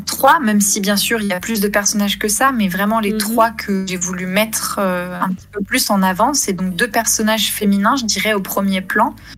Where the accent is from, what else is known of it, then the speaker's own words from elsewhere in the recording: France; moved away as an adult; also born or lived in England / Scotland / Denmark; je suis française